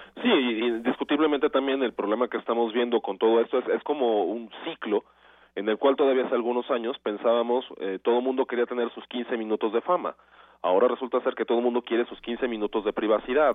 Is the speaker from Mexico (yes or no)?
yes; Mexico; nosotros como mexicanos